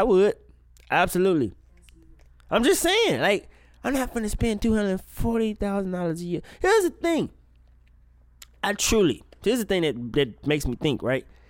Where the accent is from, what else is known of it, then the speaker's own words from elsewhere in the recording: Mississippi, United States; I'm from Mississippi